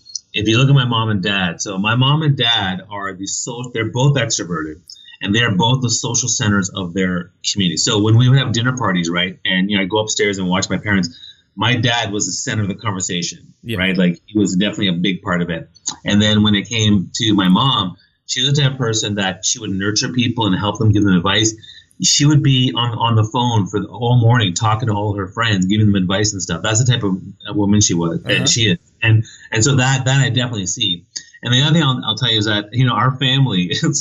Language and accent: English; New Brunswick, Canada; I grew up in New Brunswick on the east coast of Canada, a very small town